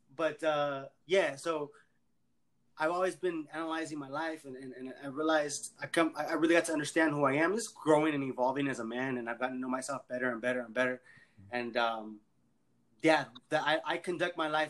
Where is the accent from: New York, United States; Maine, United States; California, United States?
California, United States; Los Angeles; I'm from LA, born and raised in El Sereno. Uh, raised actually more so in the San Fernando Valley